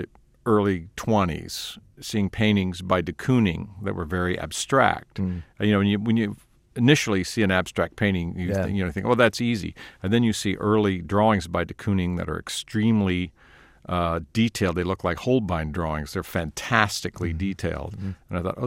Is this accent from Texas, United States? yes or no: yes; Texas, United States; born there; I have Irish and Scottish and English roots, and I was born in Texas.